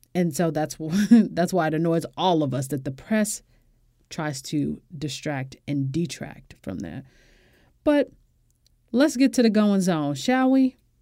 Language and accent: English; United States; as an American woman and as a black woman